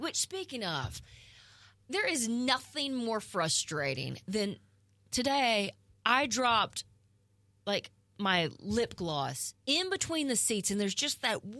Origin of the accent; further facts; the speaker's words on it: Southeast Missouri, United States; growing up in Southeast Missouri